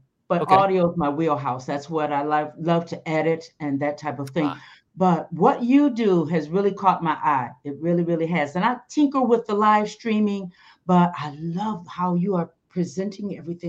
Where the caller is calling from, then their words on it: California, United States; Southern California, right outside of LA.